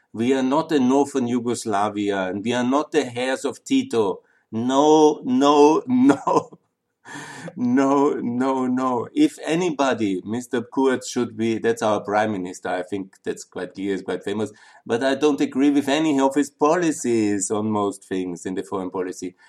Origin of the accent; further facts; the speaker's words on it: Austria; moved away as an adult; also born or lived in Linz / Vienna / Southeastern Europe / Ukraine; I'm from Austria. You know, I'm I really love that country. I was born here. Again, went to school and university here, and I lived in Linz and Vienna